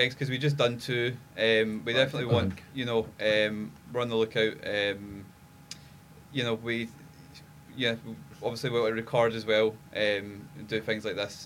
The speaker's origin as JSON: {"language": "English", "town": "East Kilbride", "region": "Scotland", "country": "United Kingdom", "tie": "born or raised there", "also_born_or_lived": "Glasgow", "said": "I'm from East Kilbride"}